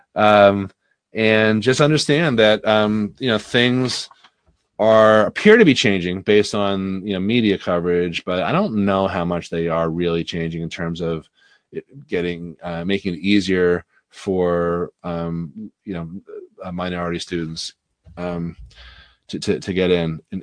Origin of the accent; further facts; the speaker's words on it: Newton, Massachusetts, United States; where I grew up in Newton